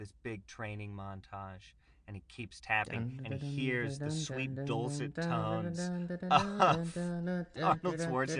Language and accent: English; Latvia; Oh, yeah. I'm from Latvia.